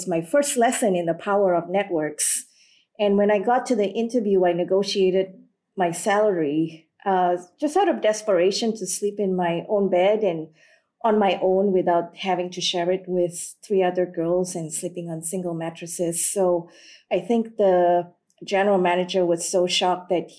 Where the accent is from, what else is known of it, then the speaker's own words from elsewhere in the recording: Malaysia; also born or lived in Singapore / Sri Lanka; Born in Singapore, raised in Malaysia, and fourth generation Sri Lankan. So back when I was growing up in Malaysia